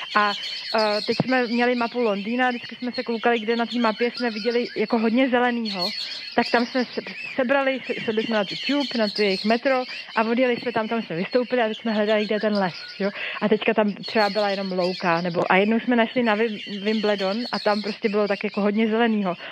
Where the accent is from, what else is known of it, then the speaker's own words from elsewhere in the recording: Czechia; moved away as an adult; also born or lived in London, United Kingdom; now in Dublin, Ireland; jsme přijeli z Čech